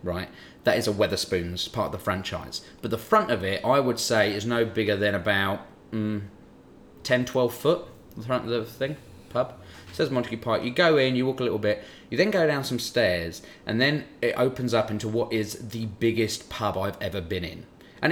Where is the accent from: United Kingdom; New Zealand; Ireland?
United Kingdom; England; moved away; I know you know me as an English person